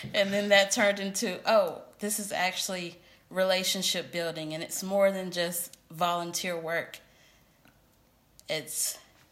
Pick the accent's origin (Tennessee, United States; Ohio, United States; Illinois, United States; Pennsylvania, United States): Tennessee, United States; Memphis; moved away as an adult; now in Knoxville, United States; I'm originally from Memphis, Tennessee. Right. Now I live in Knoxville